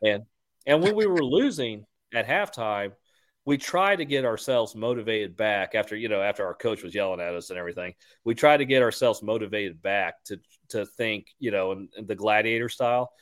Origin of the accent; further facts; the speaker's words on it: Houston, Texas, United States; I'm from Houston